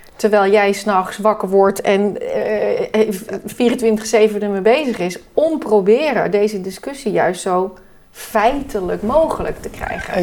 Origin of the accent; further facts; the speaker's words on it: Netherlands; wij als Nederlanders